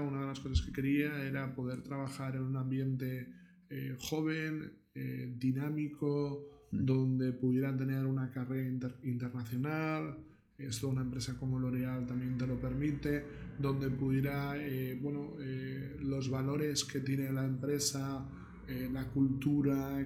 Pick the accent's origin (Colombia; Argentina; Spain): Spain; Barcelona, Catalonia; moved away as an adult; also born or lived in Miami; soy de Barcelona.